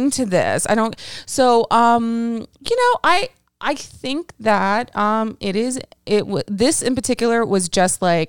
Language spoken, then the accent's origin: English; Texas, United States; we're from Texas